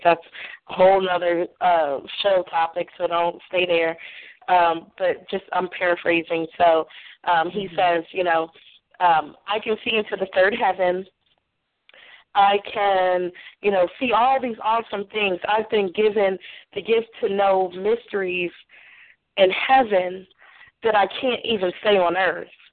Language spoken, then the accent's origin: English; Nashville, Tennessee, United States; I'm from Nashville